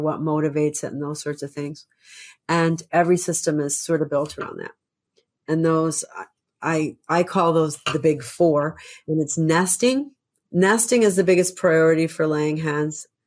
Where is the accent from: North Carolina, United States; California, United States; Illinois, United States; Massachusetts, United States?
Illinois, United States; Chicago; moved away; I grew up in Chicago